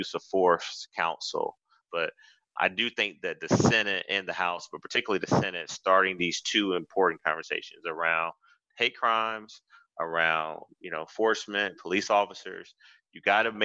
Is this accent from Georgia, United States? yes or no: yes; Athens, Georgia, United States; moved away; my hometown of Athens, I grew up there. I spent 18 years